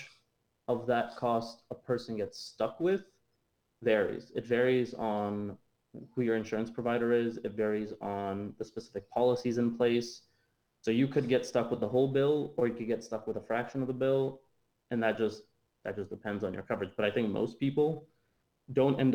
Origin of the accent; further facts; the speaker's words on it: Ontario, Canada; moved away as an adult; now in United States; I'm from Canada